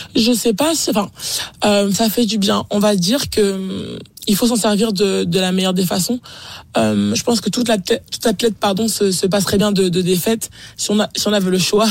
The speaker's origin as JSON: {"language": "French", "country": "France", "said": "en tant que Français"}